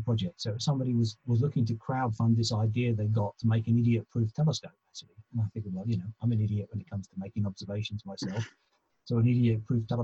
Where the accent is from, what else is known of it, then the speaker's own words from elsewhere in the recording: London, United Kingdom; I grew up in South London